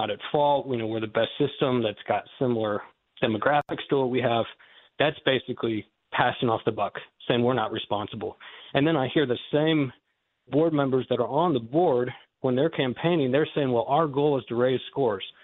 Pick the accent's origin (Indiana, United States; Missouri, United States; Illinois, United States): Indiana, United States; Goshen; born there; also born or lived in Massachusetts / North Carolina / Texas / Malawi; As was mentioned, um, I was born here in Goshen, and I've lived a number of different places since then um, Massachusetts, North Carolina, Texas, Malawi, Africa for a number of years.